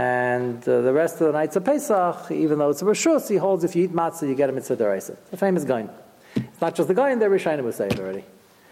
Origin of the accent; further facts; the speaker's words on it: New York City, New York, United States; moved away; I'm originally from Brooklyn